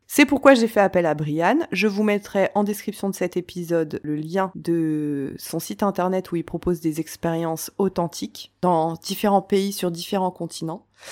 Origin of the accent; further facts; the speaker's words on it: France; je suis née, j'ai grandi en France